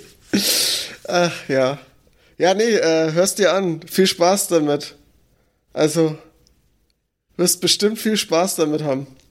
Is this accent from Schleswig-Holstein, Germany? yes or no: no; Franconia, Bavaria, Germany; als Franke